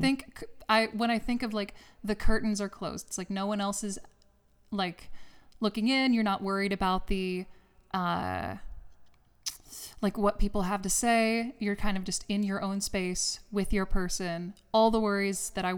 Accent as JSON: {"language": "English", "town": "LaGrange", "region": "Georgia", "country": "United States", "tie": "born or raised there", "moved": "as an adult", "lives_now": "Los Angeles, United States", "said": "I'm actually not from the Midwest. I'm from South Georgia. I'm from LaGrange, Georgia"}